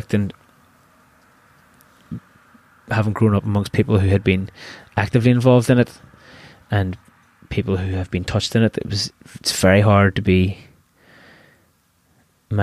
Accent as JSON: {"language": "English", "town": "Belfast", "region": "Northern Ireland", "country": "United Kingdom", "tie": "born or raised there", "also_born_or_lived": "Limerick", "moved": "as an adult", "said": "I'm from Belfast, and I value the people that that I grew up"}